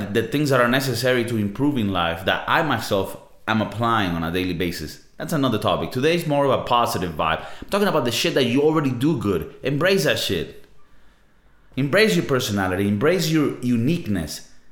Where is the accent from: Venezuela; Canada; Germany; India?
Venezuela; now in Spain; I'm South American, right? I'm from Venezuela